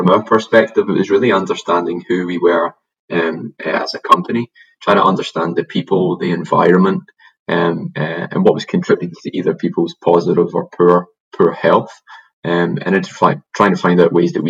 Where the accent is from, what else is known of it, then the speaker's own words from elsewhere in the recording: Glasgow, Scotland, United Kingdom; moved away as an adult; now in Sunshine Coast, Australia; I'm from Glasgow originally, so I'm an immigrant to Australia